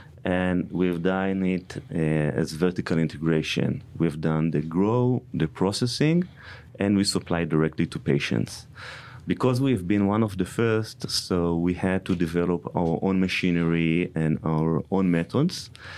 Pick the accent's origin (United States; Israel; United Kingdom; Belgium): Israel; Originally, I'm from Israel, but mostly I live in airplanes, you know.